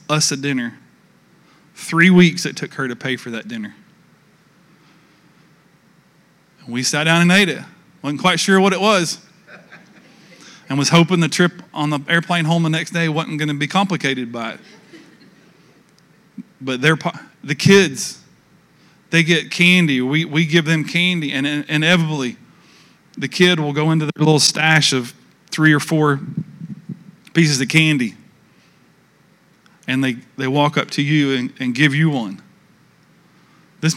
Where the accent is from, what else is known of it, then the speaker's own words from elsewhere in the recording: United States; we're from the States